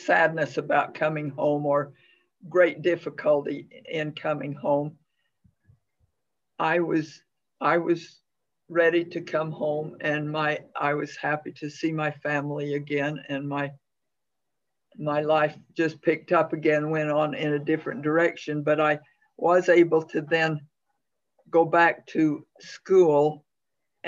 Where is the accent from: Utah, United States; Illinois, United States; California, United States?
Utah, United States; Sigurd; lived at home in my hometown of Sigard, Utah